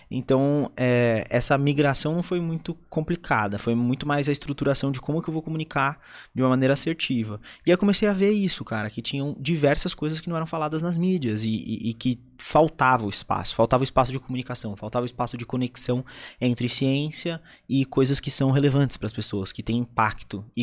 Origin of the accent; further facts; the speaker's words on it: South Region, Brazil; eu sou do Sul